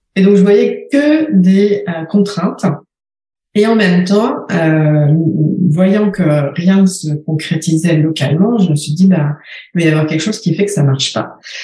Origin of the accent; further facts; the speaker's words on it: France; moved away as an adult; also born or lived in Paris, France / Shanghai, China / Rochester, United States; now in Uccle, Belgium; J'ai quitté la France en 2005